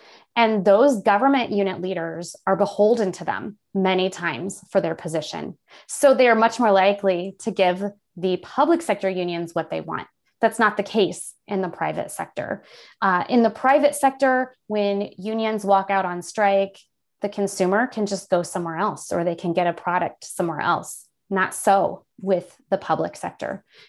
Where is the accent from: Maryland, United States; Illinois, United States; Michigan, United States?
Illinois, United States; I grew up in Central Illinois, came back here later on in my life to raise our children. And so we are definitely, my husband and I both born and bred right here in the middle of Illinois.